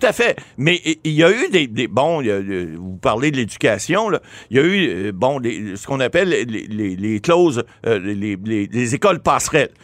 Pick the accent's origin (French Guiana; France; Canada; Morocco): Canada; Ottawa, Ontario; Je suis natif d'Ottawa.